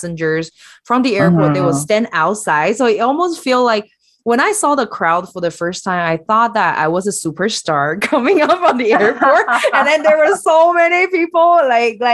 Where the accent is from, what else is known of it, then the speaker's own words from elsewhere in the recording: Taiwan; now in India; I'm from Taiwan